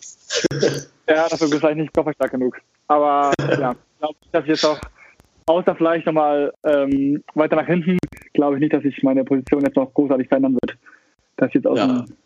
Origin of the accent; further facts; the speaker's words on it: Hamburg, Germany; moved away as an adult; now in Australia; Hamburger durch und durch, ja, kann man so sagen. Also ich bin geboren in Hamburg, aber mit, mit vier sind wir nach Bakteide gezogen, in den Vorort von Hamburg